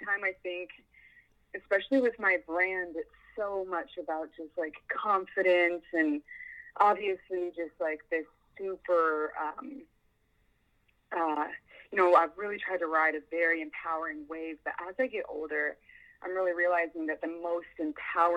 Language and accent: English; Lawrence, Kansas, United States; also born or lived in Detroit, Michigan / South Jersey; I was born by Detroit, actually in Michigan. And then I spent my childhood in South Jersey. And then I grew up in Lawrence, Kansas